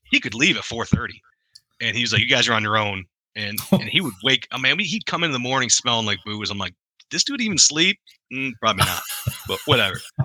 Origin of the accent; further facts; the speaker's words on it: Muskegon, Michigan, United States; moved away as an adult; also born or lived in Colorado / California; a town called Muskegon, Michigan